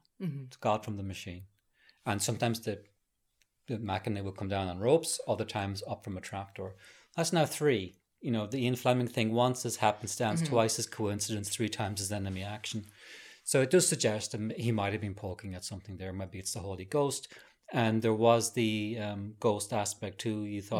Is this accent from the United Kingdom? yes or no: no; Norway; I'm from Norway, and I am now living far up north in the country.